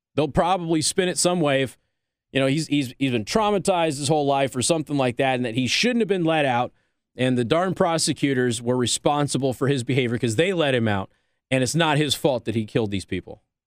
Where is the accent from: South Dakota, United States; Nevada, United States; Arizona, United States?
Nevada, United States; my home state of Nevada